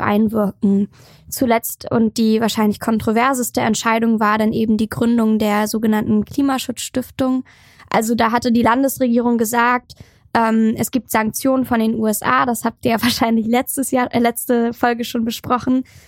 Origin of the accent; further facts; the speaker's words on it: Schwerin, Mecklenburg-Vorpommern, Germany; Also ich komme aus Schwerin, bin da gebürtig und, und auch aufgewachsen